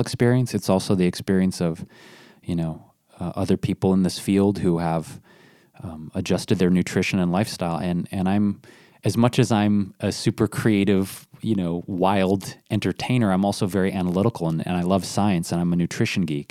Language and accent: English; Detroit, Michigan, United States; I grew up in Detroit